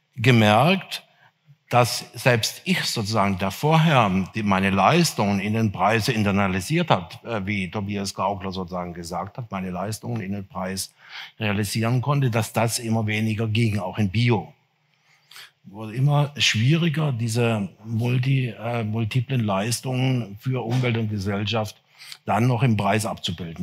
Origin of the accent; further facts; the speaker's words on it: near Freiburg im Breisgau, Baden-Württemberg, Germany; Ich bin auf einem der ersten Biohöfe Deutschlands aufgewachsen, in der Nähe von Freiburg im Breisgau